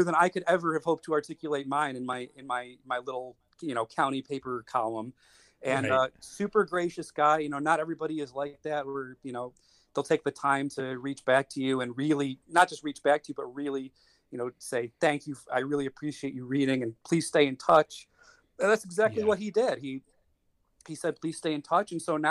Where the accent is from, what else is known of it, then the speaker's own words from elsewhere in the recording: Buffalo, New York, United States; moved away as an adult; now in Wilmington, United States; I'm originally from the Buffalo, New York area, and I moved down to the area I live in, which is Wilmington, Delaware